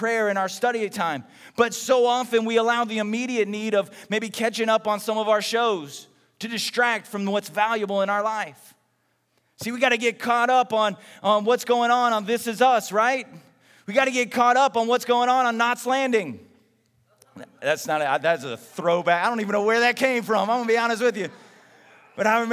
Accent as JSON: {"language": "English", "region": "Texas", "country": "United States", "tie": "born or raised there", "said": "when I was growing up in Texas"}